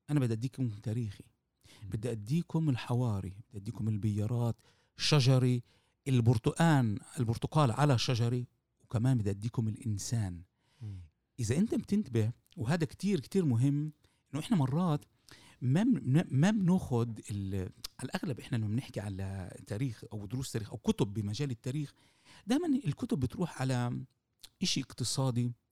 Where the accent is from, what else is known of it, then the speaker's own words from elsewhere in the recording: Palestine; بالظبط بالوضع اللي احنا موجودين فيه كفلسطينية أمام الحركة الصهيونية